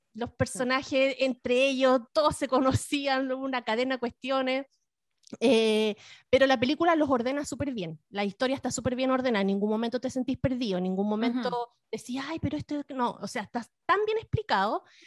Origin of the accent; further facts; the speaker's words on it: the Fifth Region, Valparaíso, Chile; yo era de, yo era de, la quinta región